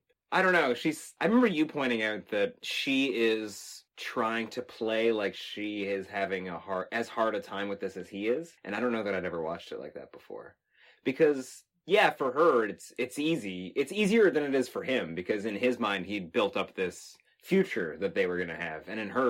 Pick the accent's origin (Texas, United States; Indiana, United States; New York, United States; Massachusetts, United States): Texas, United States; And I remember growing up in Texas in an area where you could go outside in the middle of the night and scream, and nobody would hear it.